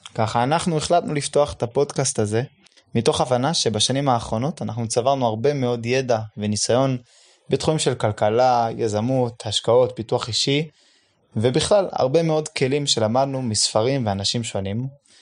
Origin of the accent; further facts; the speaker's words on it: Jerusalem, Jerusalem District, Israel; אני בן עשרים ותשע, אני מירושלים